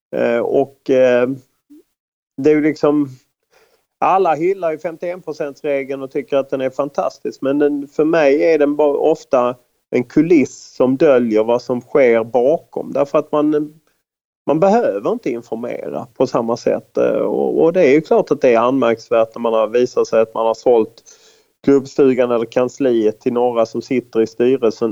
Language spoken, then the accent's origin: Swedish; Lund, Skåne, Sweden; moved away as an adult; also born or lived in United States; i Lund där jag växte upp och eh, bodde fram till jag var 28 år